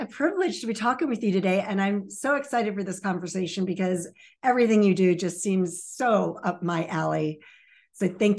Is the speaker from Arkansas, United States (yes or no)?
no; Baltimore-Annapolis area, Maryland, United States; also born or lived in Virginia Beach, Virginia; I was born in Virginia Beach and raised in the Baltimore-Annapolis area and had very humble and tragic beginnings.